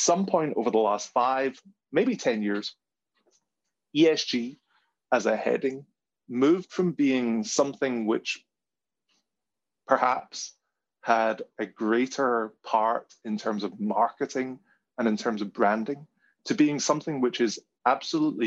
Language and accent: English; Glasgow, Scotland, United Kingdom; my hometown in Glasgow